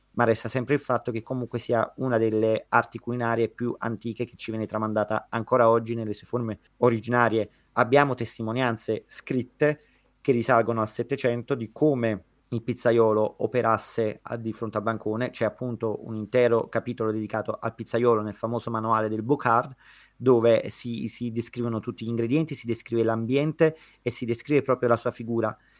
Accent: Naples, Campania, Italy; io da napoletano

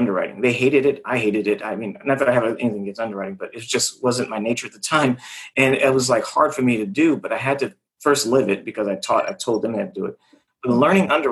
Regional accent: California, United States; I'm from California. I'm from the area they're always selling in.

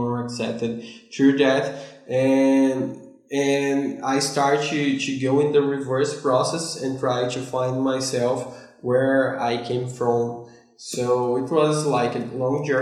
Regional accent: Salvador, Bahia, Brazil; English is a second language; also born or lived in Kingston, Canada; the city I was raised in Salvador

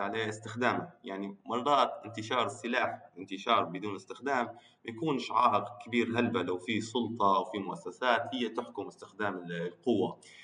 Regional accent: Libya; انا آه، ليبي

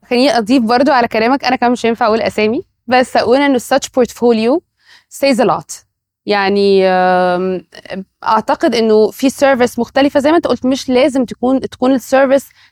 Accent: Egypt; احنا عندنا في مصر

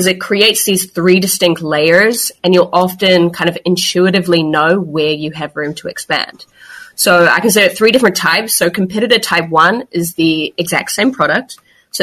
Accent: New Zealand; moved away as an adult; now in Barcelona, Spain; I'm originally from New Zealand, but as you mentioned, located in Barcelona at the moment, have been in Europe for about 4 or 5 years.

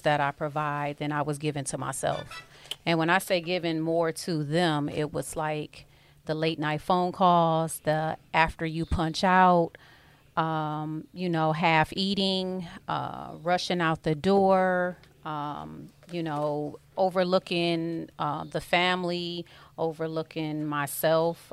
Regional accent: Detroit, Michigan, United States; born and raised on the East Side of Detroit

